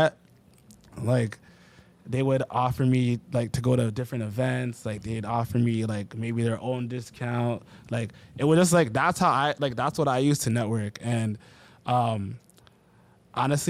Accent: Oakville, Ontario, Canada; I'm from Oakville

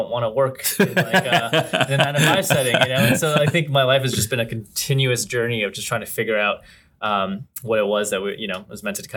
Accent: Mississauga, Ontario, Canada; now in Boston, United States; I grew up in Canada in sort of this town called Mississauga, which is like outside

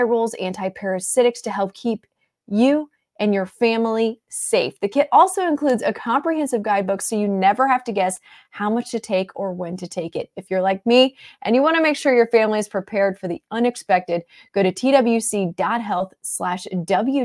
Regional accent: St. Louis, Missouri, United States; I'm from St. Louis

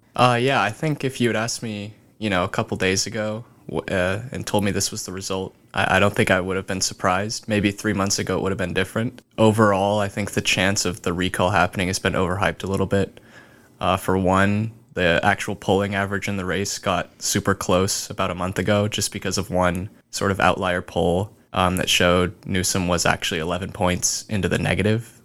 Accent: Bay Area, California, United States; I'm from the Bay Area in California

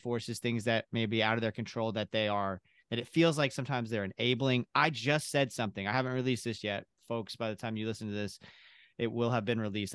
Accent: Kentucky, United States; I'm originally from Kentucky

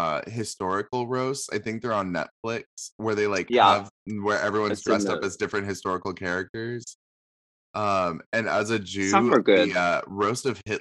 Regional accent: United States; also born or lived in Seattle / New York; this is something I observed as an American over in the UK

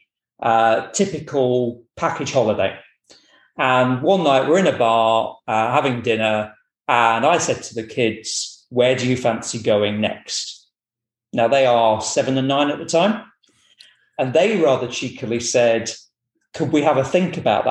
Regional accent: Boston, East Midlands, United Kingdom; now in Edinburgh, United Kingdom; I'm originally from Boston, but not that Boston. So I'm from the Boston in the county of Lincolnshire

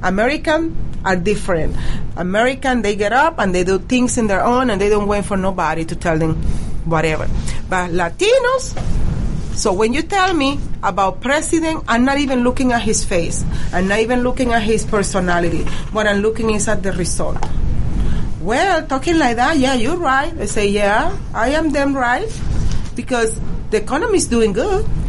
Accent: Venezuela; English is a second language; now in United States; Yes, I am from Venezuela.

